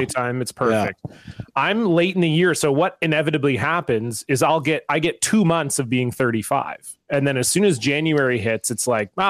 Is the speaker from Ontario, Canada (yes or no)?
yes; Ontario, Canada; Like I grew up in Ontario.